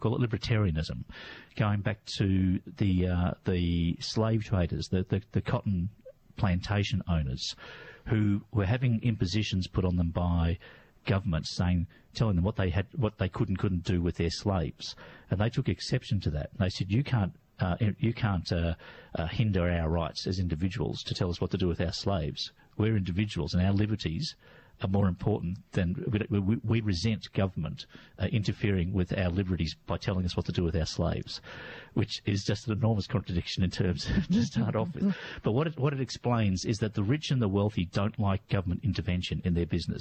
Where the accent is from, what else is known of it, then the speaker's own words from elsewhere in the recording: Melbourne, Victoria, Australia; also born or lived in Perth; Melbourne born and bred, but I have lived elsewhere